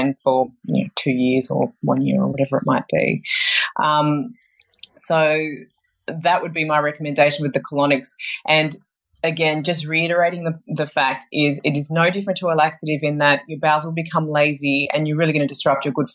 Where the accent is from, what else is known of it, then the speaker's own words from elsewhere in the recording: Sydney, New South Wales, Australia; moved away; I'm originally from Sydney